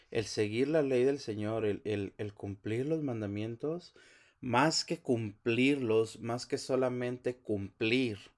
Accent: Mexico; now in United States; Estados Unidos, mis hermanos, venimos de, un país que, que, no es el nuestro, es un país, la mayoría venimos de México, toda la gente que viene.

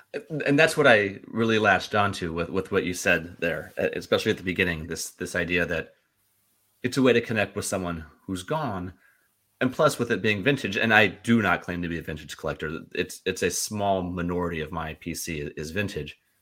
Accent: St. Louis, Missouri, United States; I'm from Saint Louis

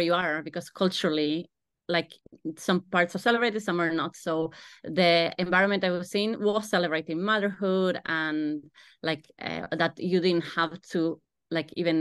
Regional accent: Argentina; moved away as an adult; now in Ireland; I am from Argentina and I came to Ireland 13, 14 years ago.

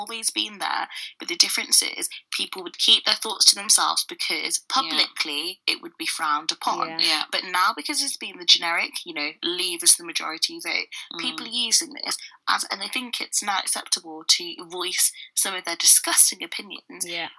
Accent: United Kingdom; I'd always say I'm British.

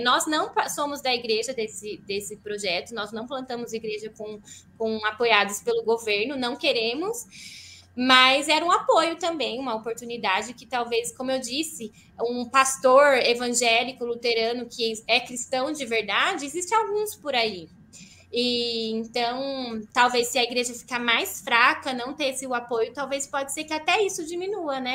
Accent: Brazil; moved away as an adult; also born or lived in Heidelberg region, Germany; now in Schwerin, Germany; Eu sou muito feliz por ser brasileira aqui na Alemanha. Eu falo, Deus, obrigada que eu nasci na, no Brasil

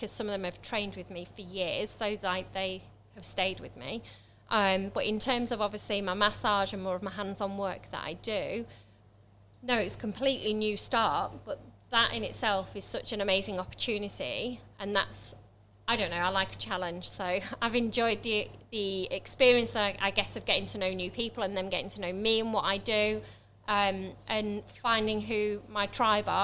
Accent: Manchester, North West England, United Kingdom; also born or lived in Lincoln; now in Stamford, United Kingdom; I'm originally from Manchester, but I haven't moved from Manchester. I was in Lincoln for quite

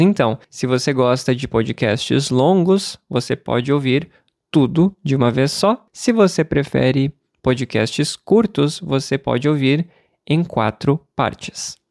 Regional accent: Santa Maria region, Rio Grande do Sul, Brazil; Eu moro no Rio Grande do Sul e antes, quando eu era pequeno, quando eu era criança, eu morava na região de Santa Maria

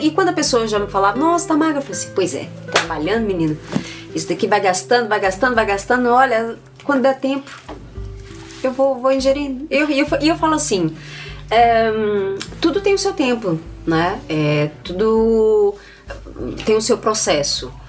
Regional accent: Minas Gerais, Brazil; moved away; nós somos de Minas Gerais

